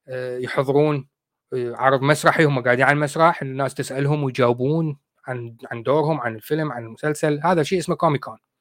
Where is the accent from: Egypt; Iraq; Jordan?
Iraq; moved away as an adult; now in United Kingdom; نحن عندنا بالعراق